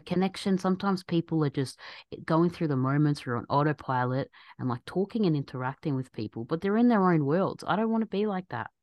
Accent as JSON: {"language": "English", "country": "Australia", "tie": "born or raised there", "said": "my background's Egyptian, so as Egyptians, I'm born and raised in Australia"}